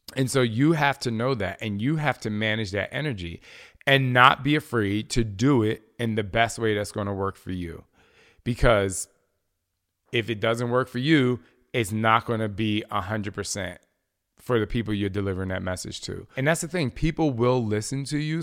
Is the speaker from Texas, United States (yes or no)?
no; New Jersey, United States; I'm from Jersey